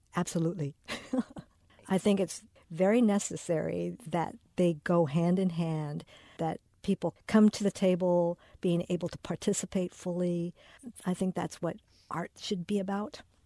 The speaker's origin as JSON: {"language": "English", "country": "United States", "said": "we are not from Japan, that we are home bred here in America"}